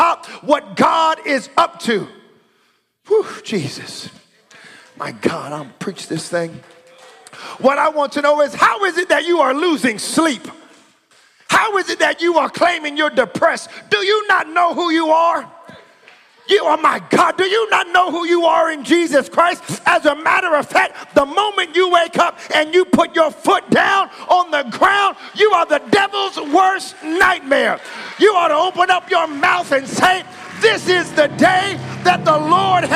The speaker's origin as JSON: {"language": "English", "country": "United States", "moved": "yes", "lives_now": "Canada", "said": "I'm an American"}